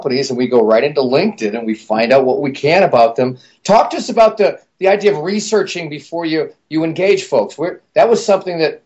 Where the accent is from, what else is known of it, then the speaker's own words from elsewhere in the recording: Minnesota, United States; I'm from Minnesota